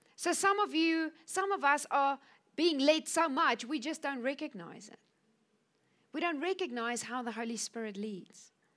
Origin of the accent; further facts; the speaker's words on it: Cape Town, Western Cape, South Africa; moved away as an adult; now in Namibia; I'm from Cape Town. I was born in South Africa.